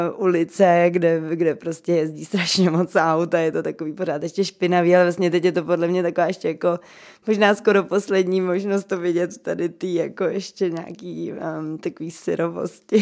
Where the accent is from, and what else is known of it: Czechia